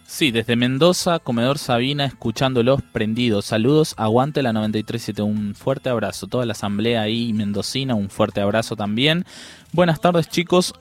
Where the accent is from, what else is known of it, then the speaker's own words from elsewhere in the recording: Paraguay; yo soy paraguayo